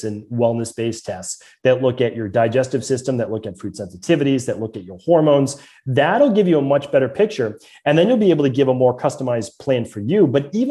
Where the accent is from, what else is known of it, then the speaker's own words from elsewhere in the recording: Medford, Massachusetts, United States; accent: Boston; growing up in Medford, Massachusetts